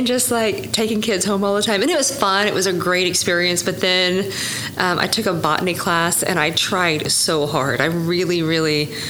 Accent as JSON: {"language": "English", "town": "Sperry", "region": "Oklahoma", "country": "United States", "said": "I'm from Tulsa area. Uh-huh. So from a very small town"}